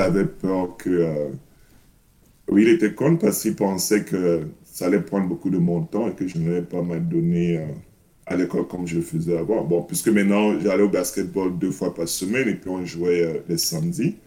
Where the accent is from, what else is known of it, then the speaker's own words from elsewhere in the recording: Cameroon; moved away; J'ai grandi au Cameroun, je suis né au Cameroun